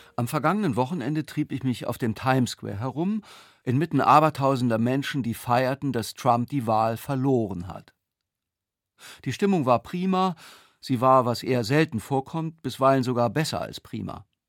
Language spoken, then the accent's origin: German; Germany; ich als Deutscher